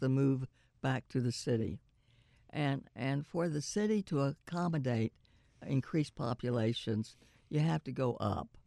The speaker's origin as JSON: {"language": "English", "region": "Oklahoma", "country": "United States", "tie": "born or raised there", "moved": "yes", "said": "I was born in Oklahoma"}